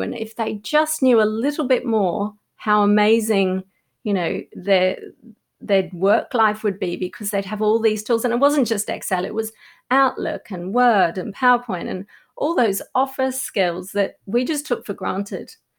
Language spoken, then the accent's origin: English; Australia; moved away as an adult; also born or lived in London; in London as an Australian